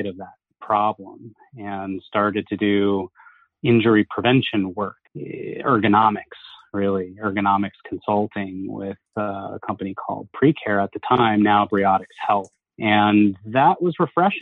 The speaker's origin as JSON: {"language": "English", "town": "Huntington Station", "region": "New York", "country": "United States", "tie": "born or raised there", "also_born_or_lived": "Boston", "said": "I was born in Huntington. I grew up in Huntington Station on Long Island in New York."}